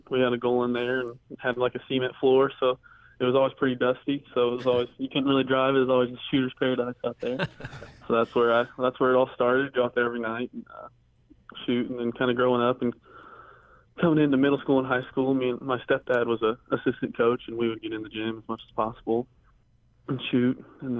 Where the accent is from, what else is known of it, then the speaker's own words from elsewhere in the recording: Indiana, United States; I grew up in the Victor Oladipo, Cody Zeller, and Indiana years, and Robbie Hummel, Purdue years. So, I mean, it was high-level Big Ten basketball around here.